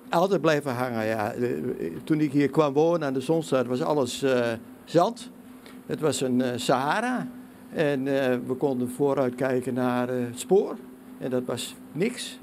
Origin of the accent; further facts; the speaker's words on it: Twente, Overijssel, Netherlands; als Twentenaar